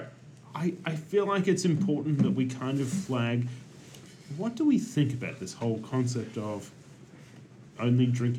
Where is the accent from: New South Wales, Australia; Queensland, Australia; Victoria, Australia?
Victoria, Australia; Ballarat; my hometown of Ballarat